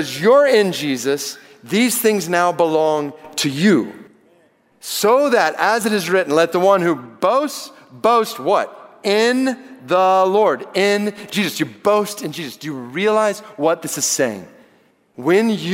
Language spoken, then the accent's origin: English; Atlanta, Georgia, United States; I grew up in Atlanta